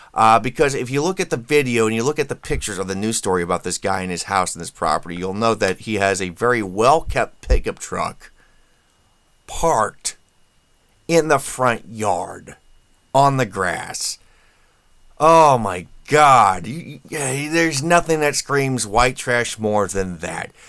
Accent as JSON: {"language": "English", "region": "Indiana", "country": "United States", "said": "my home state here"}